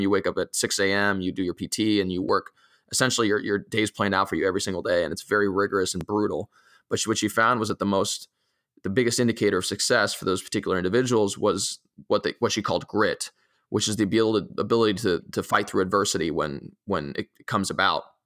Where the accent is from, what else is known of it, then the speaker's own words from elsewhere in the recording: Italy; now in United States; growing up in, in a, uh, uh, in particular in, in the European environment and in particular in, in an Italian